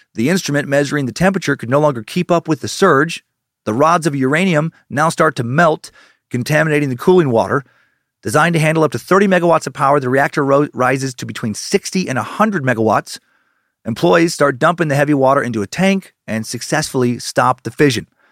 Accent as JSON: {"language": "English", "region": "Idaho", "country": "United States", "said": "my home state"}